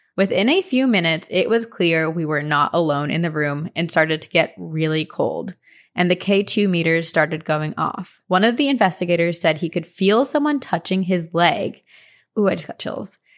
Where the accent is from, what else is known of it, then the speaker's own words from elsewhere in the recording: Princeton, New Jersey, United States; I grew up in New Jersey, and I went to high school in Princeton